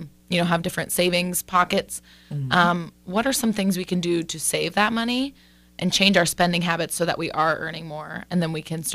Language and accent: English; rural Northwest Ohio, United States; call it rural Northwest Ohio, but I grew up calling them cold meat sandwiches